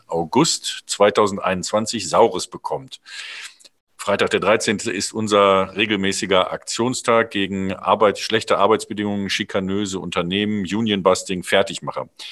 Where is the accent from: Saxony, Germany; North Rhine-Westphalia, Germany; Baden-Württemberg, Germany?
North Rhine-Westphalia, Germany; Cologne; in meiner Heimatstadt Köln